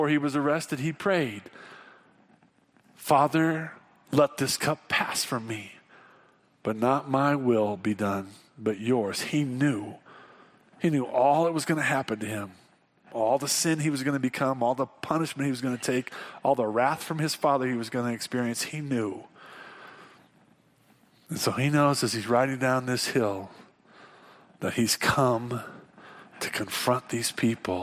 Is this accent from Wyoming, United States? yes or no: yes; Wyoming, United States; We're from Wyoming.